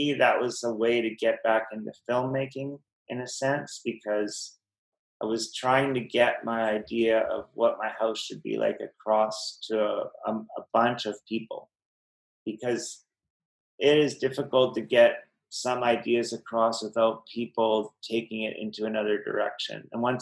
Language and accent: English; Kamloops, British Columbia, Canada; I'm from Kamloops and was on the football team, and I had quite a reputation in that town